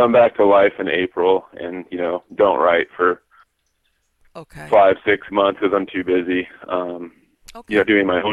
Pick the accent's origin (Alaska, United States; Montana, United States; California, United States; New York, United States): Alaska, United States; Southeast; growing up in Southeast Alaska